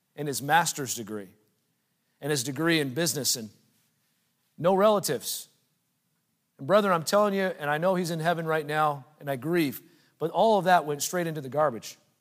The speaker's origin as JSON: {"language": "English", "country": "United States", "said": "in our culture as American Christians"}